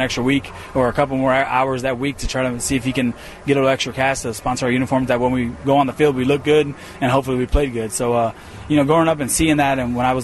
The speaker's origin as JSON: {"language": "English", "region": "New Jersey", "country": "United States", "tie": "born or raised there", "said": "I grew up in Jersey"}